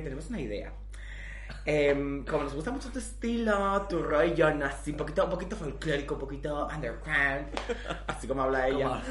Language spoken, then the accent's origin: Spanish; Valencian Community, Spain; soy valenciana